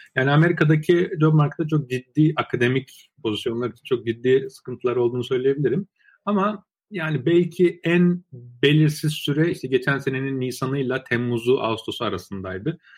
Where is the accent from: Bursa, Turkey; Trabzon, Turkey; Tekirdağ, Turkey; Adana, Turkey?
Trabzon, Turkey; moved away as an adult; also born or lived in Baku, Azerbaijan / Ankara, Turkey / Istanbul, Turkey / Waterloo, Canada; now in United States; Bakü Azerbaycan doğumluyum. 7 ee, yaşında ailemle birlikte Türkiye'ye taşındım. İşte Trabzon'da e, liseye kadar, e, üniversiteye kadar Trabzon'da okudum.